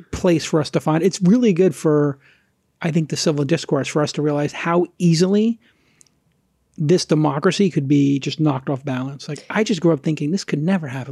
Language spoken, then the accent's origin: English; United States